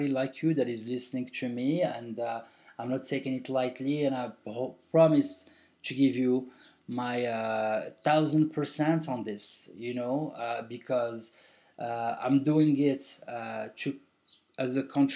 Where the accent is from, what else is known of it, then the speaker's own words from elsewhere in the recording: Morocco; now in Marrakech, Morocco; it's my country, man. I'm from Morocco. I've been living for 21 years out of Morocco, and I'm back to the motherland.